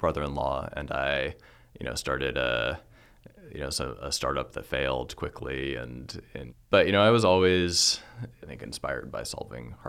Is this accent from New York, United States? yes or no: yes; upstate New York, United States; also born or lived in New Jersey; now in Nebraska, United States; I was born in New Jersey, but spent most of my childhood in upstate New York, more in the country area side of things